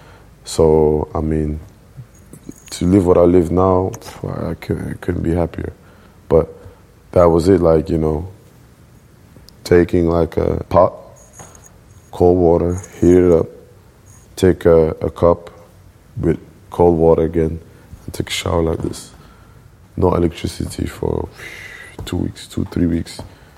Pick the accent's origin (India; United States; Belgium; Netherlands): Belgium; Brussels, Brussels-Capital Region; English is a second language; So it was good for me to grow up there. But I would say Molenbeek, you know, is a diverse area, you know. It's the hood.